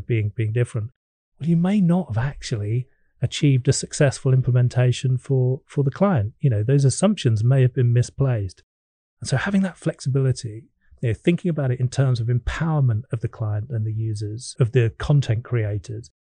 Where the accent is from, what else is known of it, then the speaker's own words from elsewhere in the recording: England, United Kingdom; being an Englishman